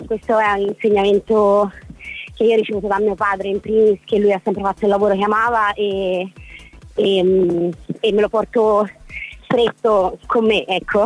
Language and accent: Italian; Florence, Tuscany, Italy; now in Rome, Italy; di adozione romana perché in realtà io sono fiorentina